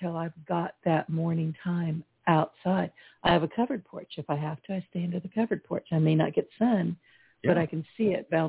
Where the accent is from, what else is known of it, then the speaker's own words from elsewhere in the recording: California, United States; now in Southwest Louisiana, United States; I was born and raised in California, but I've been in Southwest Louisiana pretty much most of my life.